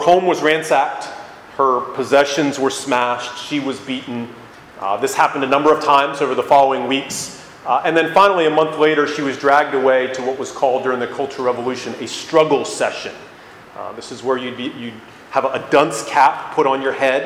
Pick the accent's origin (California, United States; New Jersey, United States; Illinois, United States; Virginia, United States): Virginia, United States; Northern; I grew up in Northern Virginia here